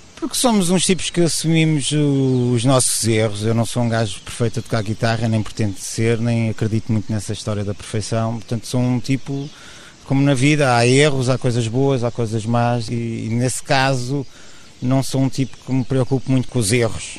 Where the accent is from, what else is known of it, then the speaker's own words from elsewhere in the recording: Lisbon, Portugal; somos de Lisboa, fazemos música de Lisboa